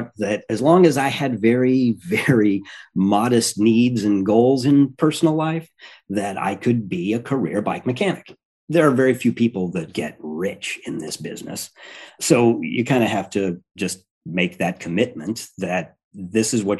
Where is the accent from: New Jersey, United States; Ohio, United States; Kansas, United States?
Kansas, United States; also born or lived in Albany; now in Milwaukee, United States; I grew up in Kansas